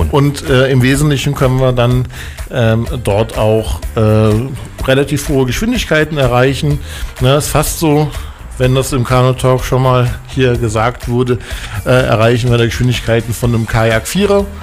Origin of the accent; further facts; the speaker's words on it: Koblenz, Rhineland-Palatinate, Germany; irgendwann hat mein Verein, ich komme aus Koblenz am Rhein, aus